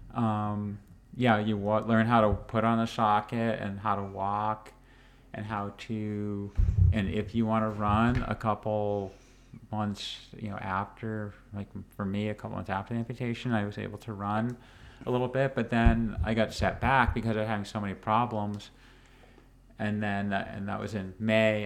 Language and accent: English; Maine, United States; moved away; also born or lived in New Hampshire; I grew up in Maine